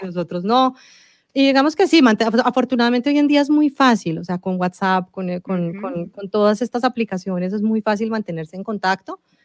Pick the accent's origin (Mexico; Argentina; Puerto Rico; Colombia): Colombia; Yo nací en Colombia, eh, mi papá es italiano y toda su familia eh, es italiana